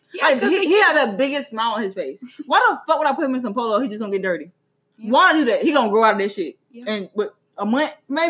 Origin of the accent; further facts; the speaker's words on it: Mississippi, United States; I'm very, very old school. I'm from Mississippi